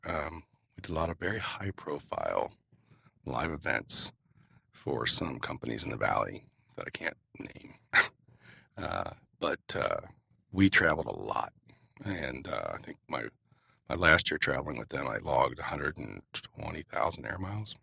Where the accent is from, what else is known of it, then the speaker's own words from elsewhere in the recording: Cincinnati, Ohio, United States; moved away; also born or lived in Las Vegas, Nevada; I grew up in Cincinnati, Ohio, so I grew up in a river valley with humidity and green all around me